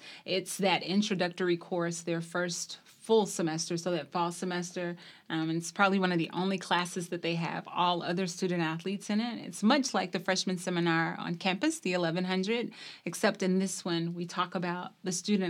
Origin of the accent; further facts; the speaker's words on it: Bay Springs, Mississippi, United States; I'm originally from Bay Springs, Mississippi. It's probably like saying Mayberry, USA. Very